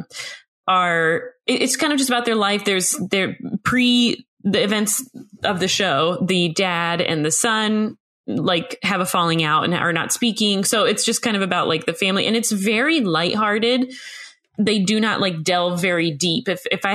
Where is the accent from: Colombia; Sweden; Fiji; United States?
United States; I'm American